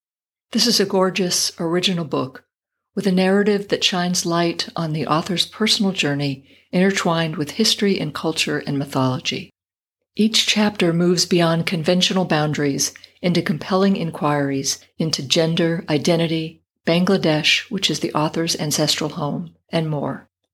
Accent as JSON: {"language": "English", "town": "El Paso", "region": "Texas", "country": "United States", "tie": "born or raised there", "said": "my mom would drive our family across the border from my hometown of El Paso to Ciudad Juarez, where my tío Beto and cousins live."}